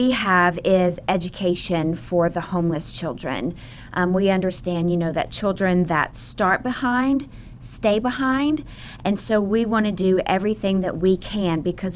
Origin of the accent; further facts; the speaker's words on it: Memphis, Tennessee, United States; also born or lived in Arkansas; now in Lakeland, United States; I am originally from Memphis, Tennessee.